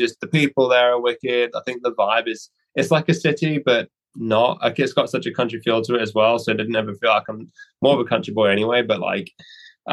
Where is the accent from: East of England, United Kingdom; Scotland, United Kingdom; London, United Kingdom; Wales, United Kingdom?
East of England, United Kingdom; Norwich; I really like the waterfront in Norwich because that's kind of my hometown